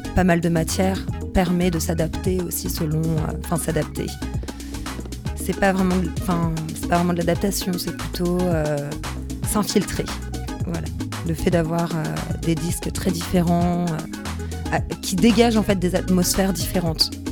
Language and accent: French; Paris, Île-de-France, France; also born or lived in Bordeaux / Saint-Denis; je suis parisienne